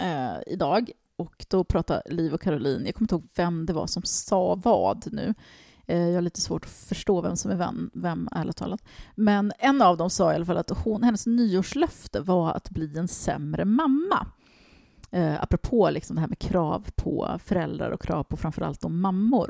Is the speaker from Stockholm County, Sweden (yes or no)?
yes; Stockholm, Stockholm County, Sweden; jag växte upp i Tensta och det var ingen medelklass där